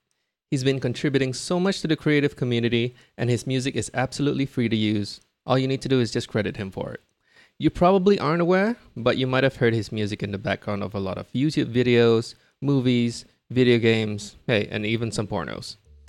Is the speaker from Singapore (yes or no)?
yes; Singapore; I'm a Singaporean man. I'm 37 this year.